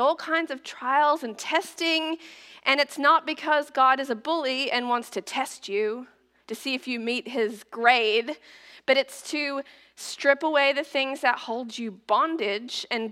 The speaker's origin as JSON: {"language": "English", "country": "Australia", "tie": "born or raised there", "moved": "as an adult", "lives_now": "United States", "said": "its Australia and Oceania headquarters in my hometown"}